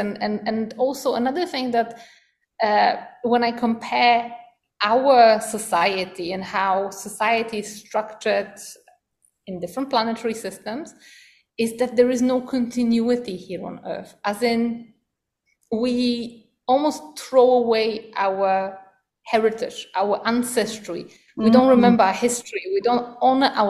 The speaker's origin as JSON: {"language": "English", "country": "Poland", "tie": "born or raised there", "moved": "yes", "lives_now": "Costa Rica", "said": "I was born in Poland, where we've got, you know, winters with snow."}